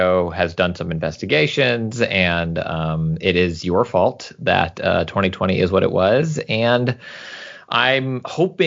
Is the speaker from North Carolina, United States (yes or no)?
no; Houston, Texas, United States; moved away as an adult; also born or lived in San Francisco Bay Area, California; now in Southern California, United States; I was born and raised almost exclusively in Houston, Texas, but I spent about 5 years in the San Francisco Bay Area before later as an adult moving out to Southern